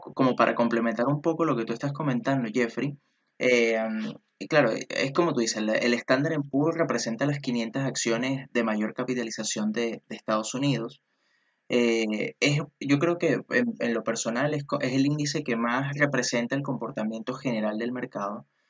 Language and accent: Spanish; Venezuela; now in Chile; yo que soy venezolano y que resido aquí en Chile